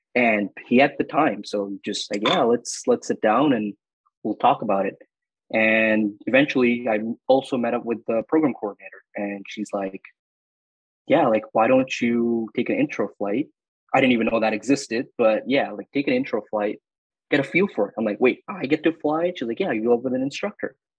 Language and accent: English; Dubai, United Arab Emirates; moved away as an adult; also born or lived in Northern Canada; now in Canada; I was born and raised in Dubai